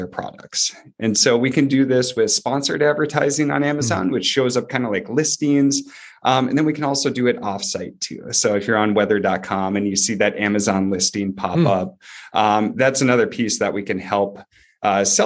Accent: Duluth, Minnesota, United States; moved away as an adult; also born or lived in Wichita, Kansas; We grew up in Duluth, Minnesota, Northern Minnesota

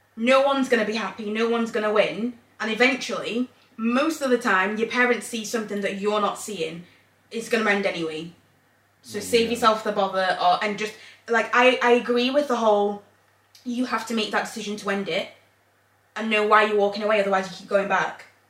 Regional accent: England, United Kingdom; moved away as an adult; also born or lived in Zambia; now in Northern Ireland, United Kingdom; I grew up in England.

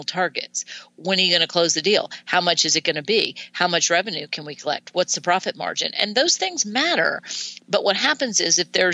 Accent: Washington, District of Columbia, United States; I grew up in Washington, D.C., right outside Washington, D.C.

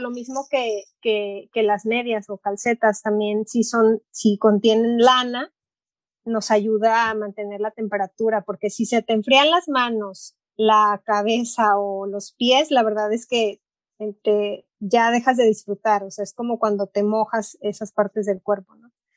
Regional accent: Puerto Vallarta, Jalisco, Mexico; moved away as an adult; now in Ann Arbor, United States; Yo crecí en la playa en Puerto Vallarta, entonces crecí acampando

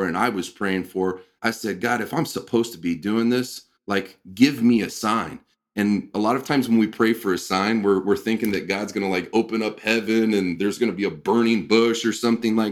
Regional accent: Midwest, United States; growing up in the Midwest like you and I did

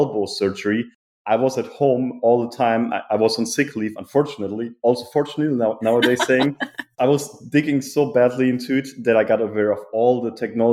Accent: Germany; moved away; I'm originally from Germany. I grew up in a small but beautiful village in the city, between the city Frankfurt and Cologne.

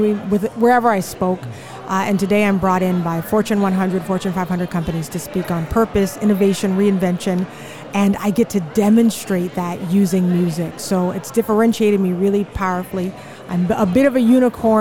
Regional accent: Charleston, South Carolina, United States; moved away; also born or lived in Houston; I'm originally from Charleston, South Carolina

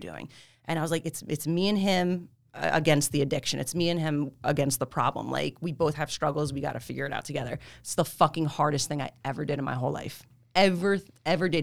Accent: Freehold, New Jersey, United States; also born or lived in Marlboro, New Jersey; I'm Jersey. I really have lived in the same area my whole life like that, like Freehold, Marlboro, Colsonnac area

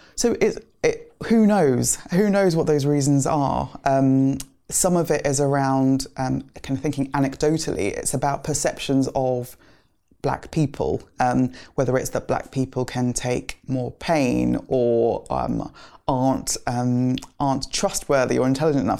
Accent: London, United Kingdom; also born or lived in Nigeria / Lagos; we grew up in kind of southeast London. We moved to Greenwich from Nigeria.

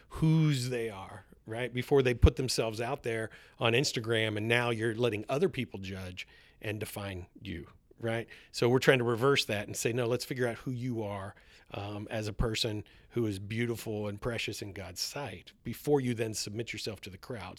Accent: East Coast, United States; moved away as an adult; also born or lived in Southern California; I grew up on the East Coast

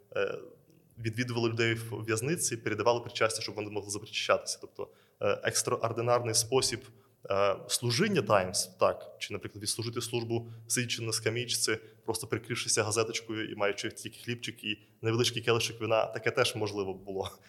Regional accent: Belarus; now in Ukraine; Я є родом з Білорусі

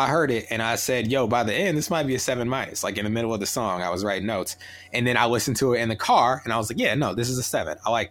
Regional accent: Peoria, Illinois, United States; I'm from Peoria, Illinois.

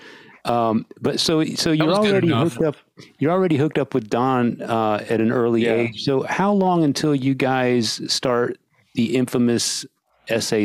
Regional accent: San Antonio, Texas, United States; also born or lived in England; I grew up in San Antonio

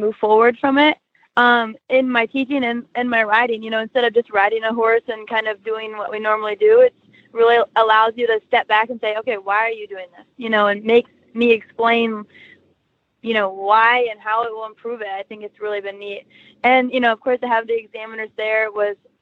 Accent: Louisville, Ohio, United States; I'm from Louisville, Ohio

